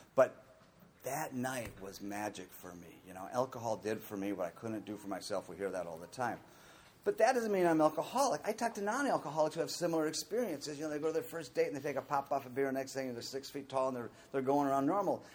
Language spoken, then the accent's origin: English; Minnesota, United States; I was born in Minnesota in a really good, loving family